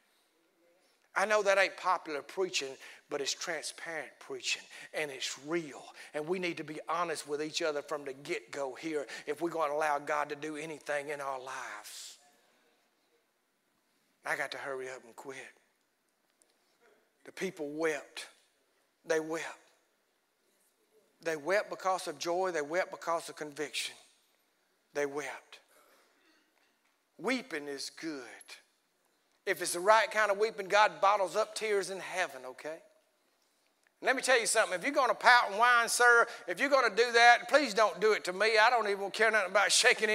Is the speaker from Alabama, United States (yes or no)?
yes; Alabama, United States; we're from Alabama.